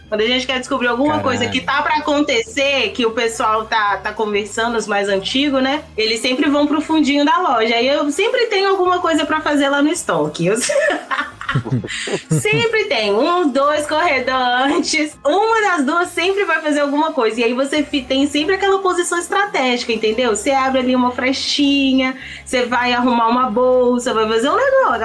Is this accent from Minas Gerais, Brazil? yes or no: yes; Timóteo, Minas Gerais, Brazil; Eu sou de Timóteo, Minas Gerais